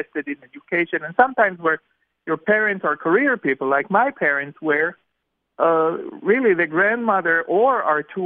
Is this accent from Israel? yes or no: yes; Jerusalem, Jerusalem District, Israel; born or raised there; English is a second language